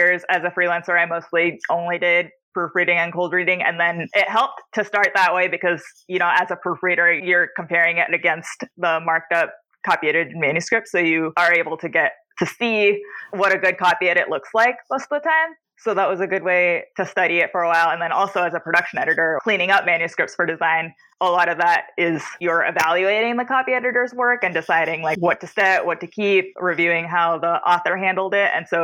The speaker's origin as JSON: {"language": "English", "town": "Houston", "region": "Texas", "country": "United States", "tie": "born or raised there", "also_born_or_lived": "New York City", "moved": "yes", "lives_now": "Chicago, United States", "said": "I grew up in Houston. Then I lived in New York for a very long time."}